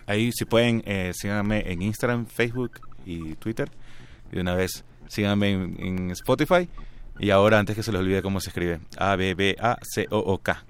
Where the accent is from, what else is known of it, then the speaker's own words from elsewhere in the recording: Guayaquil, Guayas, Ecuador; also born or lived in Buenos Aires, Argentina; Nací en Guayaquil, eh, crecí, eh, viví, bueno, ahí he vivido toda mi vida. Cuatro años viví en Buenos Aires